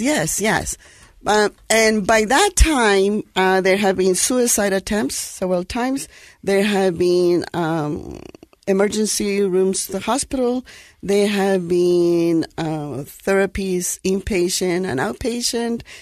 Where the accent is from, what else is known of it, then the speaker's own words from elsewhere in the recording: Guatemala; moved away as an adult; now in United States; born in Guatemala, in Central America